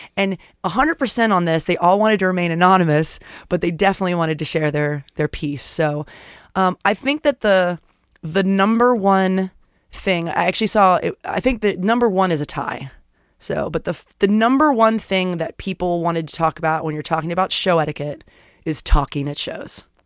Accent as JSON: {"language": "English", "region": "Florida", "country": "United States", "tie": "born or raised there", "moved": "yes", "said": "I grew up in Florida"}